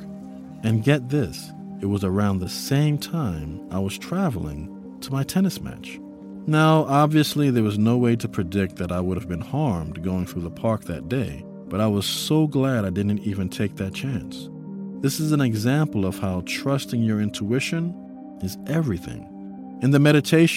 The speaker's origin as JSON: {"language": "English", "town": "New York City", "region": "New York", "country": "United States", "tie": "born or raised there", "said": "I grew up in New York City. It was a huge part of the foundation of my upbringing. I lived in the Bronx and went to school in Harlem"}